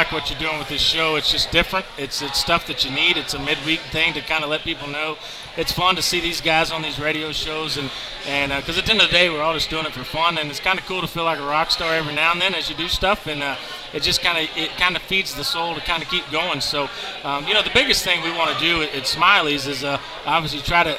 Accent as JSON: {"language": "English", "region": "West Texas", "country": "United States", "tie": "born or raised there", "moved": "yes", "lives_now": "Mesquite, United States", "said": "when I grew up in West Texas, we didn't have nicknames."}